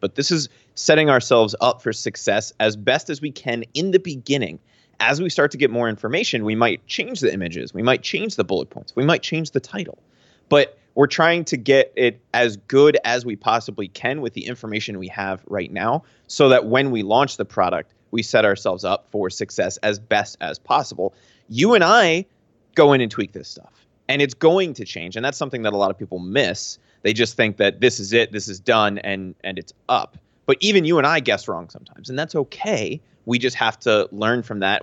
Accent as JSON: {"language": "English", "region": "Pennsylvania", "country": "United States", "moved": "as an adult", "said": "I'm from Pennsylvania."}